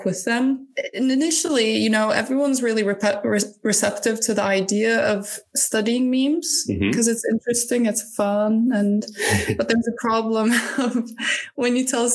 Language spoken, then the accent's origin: English; Turkey; moved away; I'm originally from Turkey